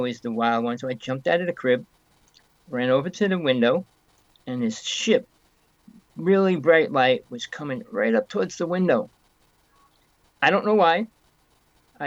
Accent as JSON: {"language": "English", "town": "North Bergen", "region": "New Jersey", "country": "United States", "tie": "born or raised there", "said": "I came from New Jersey. I grew up there most of my life."}